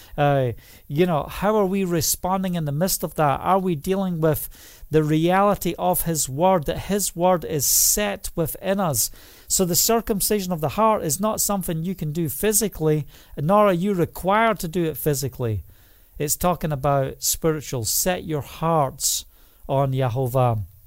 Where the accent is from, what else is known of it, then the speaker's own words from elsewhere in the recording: Scotland, United Kingdom; preach in the, the rain and the noon in Scotland, and I walk the two miles home